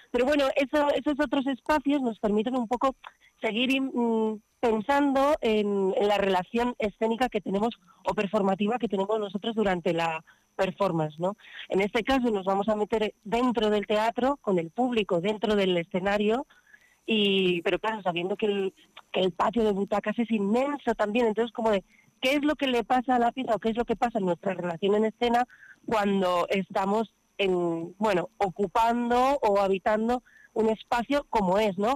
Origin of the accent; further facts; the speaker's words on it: Covarrubias, Castile and León, Spain; also born or lived in Madrid; now in Barcelona, Spain; yo en realidad soy de Covarrubias